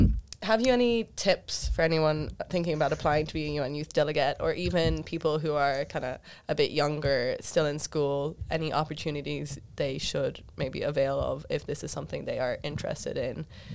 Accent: Ireland; As Irish people in general

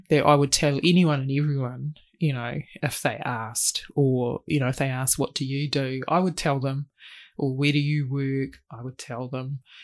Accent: Christchurch, Canterbury, New Zealand; moved away as an adult; now in Auckland, New Zealand; Born and raised, yep, spent nineteen years down there

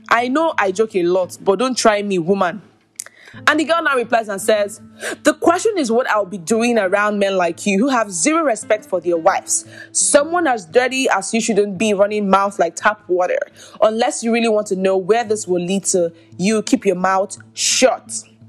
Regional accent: Nigeria; I'm Nigerian.

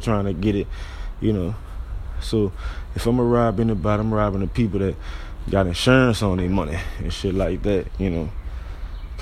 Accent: New Orleans, Louisiana, United States; I'm coming from the Seventh Ward, New Orleans

